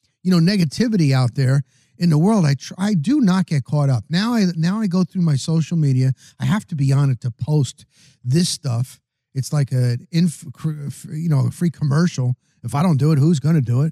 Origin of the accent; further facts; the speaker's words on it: New Jersey, United States; I'm from New Jersey